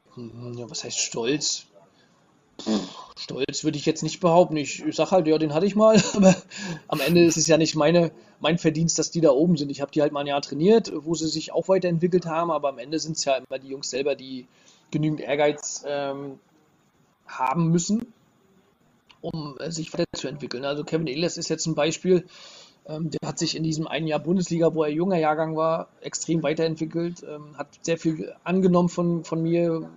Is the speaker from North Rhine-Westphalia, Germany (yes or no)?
no; Rostock, Mecklenburg-Vorpommern, Germany; ich als Rostocker